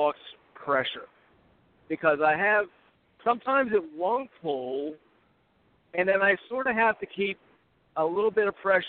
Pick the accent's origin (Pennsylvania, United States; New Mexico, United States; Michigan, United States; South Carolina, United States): Pennsylvania, United States; Pittsburgh; I'm from Pittsburgh, but I'm just coming out of Buffalo, heading back to Pittsburgh.